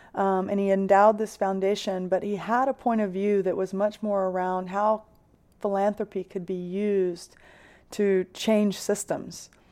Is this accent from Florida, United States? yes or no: no; Six Mile, South Carolina, United States; moved away as an adult; also born or lived in Moscow; I grew up in a town in South Carolina called Six Mile